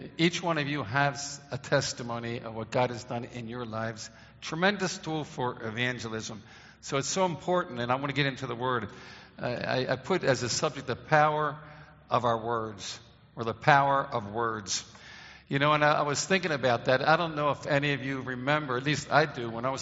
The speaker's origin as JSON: {"language": "English", "town": "Baltimore", "region": "Maryland", "country": "United States", "tie": "born or raised there", "said": "When I grew up in Baltimore, Maryland"}